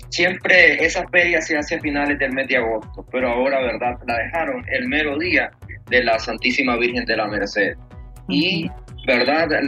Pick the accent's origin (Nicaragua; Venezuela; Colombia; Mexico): Nicaragua; Que como nicaragüenses este, llevamos ya desde muchísimos años en nuestros hombros.